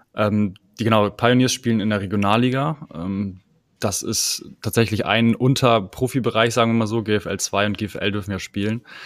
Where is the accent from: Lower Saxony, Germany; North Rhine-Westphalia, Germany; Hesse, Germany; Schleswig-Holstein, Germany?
Schleswig-Holstein, Germany; Kiel; moved away as an adult; now in Hamburg, Germany; ich komme ursprünglich aus Kiel